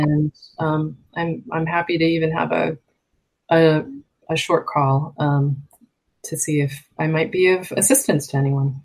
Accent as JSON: {"language": "English", "region": "Massachusetts", "country": "United States", "tie": "born or raised there", "said": "I grew up in on the East Coast in Massachusetts"}